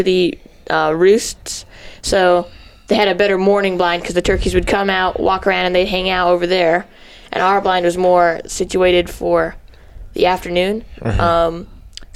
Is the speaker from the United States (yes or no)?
yes; Deming, New Mexico, United States; his brother. I'm 14 and also from Deming, New Mexico